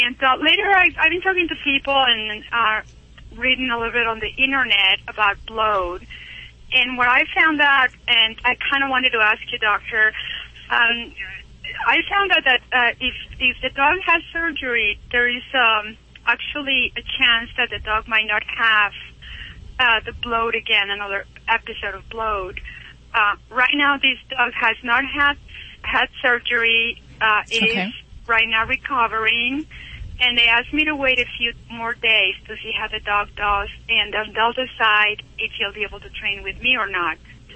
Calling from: Utah, United States; Well, I'm calling from Utah

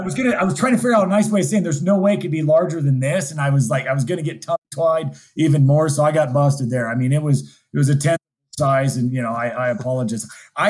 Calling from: Montana, United States; I'm dialing in from Montana

